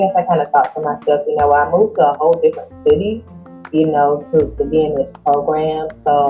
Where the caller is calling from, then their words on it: Commerce, Texas, United States; also born or lived in Florida; So I am calling from Commerce, Texas. That's a little bit outside of Dallas.